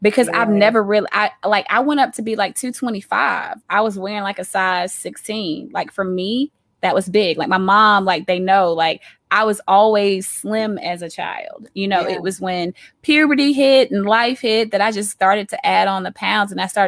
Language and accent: English; Auburn, Alabama, United States; I am from Auburn, Alabama